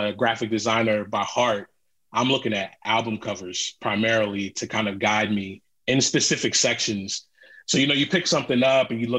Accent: Philadelphia, Pennsylvania, United States; I'm from Philly

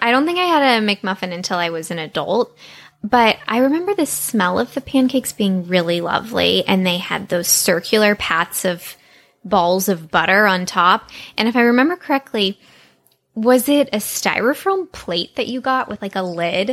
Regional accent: Texas, United States; I grew up in Texas, which is very very very very hot in the summer

